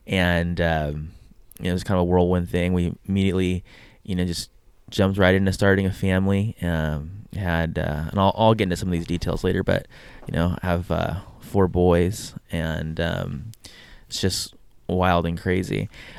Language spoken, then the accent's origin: English; San Diego, California, United States; moved away as an adult; also born or lived in Brazil; now in Hawaii, United States; But I'm born and raised in San Diego. I lived there my whole life until I was about 19. Then I lived in Brazil for a couple years doing missionary work, and then I moved to Hawaii where I did school, and lived here in Hawaii ever since.